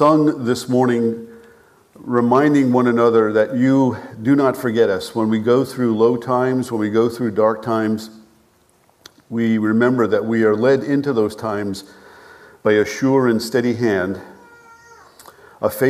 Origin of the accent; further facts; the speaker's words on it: North Massapequa, New York, United States; moved away as an adult; also born or lived in Staten Island / North Dakota / southwestern Ontario, Canada / Bowling Green, Ohio; I grew up on Long Island. North Massapequa, as a matter of fact